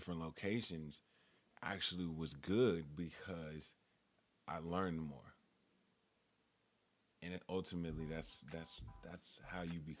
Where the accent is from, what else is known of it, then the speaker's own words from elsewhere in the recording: Los Angeles, California, United States; moved away as an adult; also born or lived in Pasadena, California; now in Atlanta, United States; I was born and raised in Los Angeles, and we moved to Pasadena, California when I was in, I'd say elementary school, fourth or fifth grade.